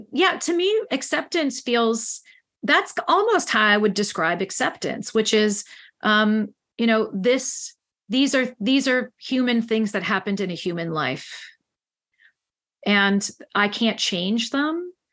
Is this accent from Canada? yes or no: no; Ireland; Oh, yes, I'm Irish. Yes, I can.